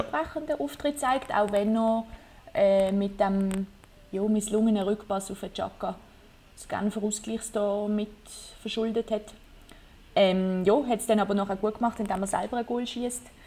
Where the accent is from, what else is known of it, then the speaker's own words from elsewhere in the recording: Basel, Basel-Stadt, Switzerland; ich bin von Basel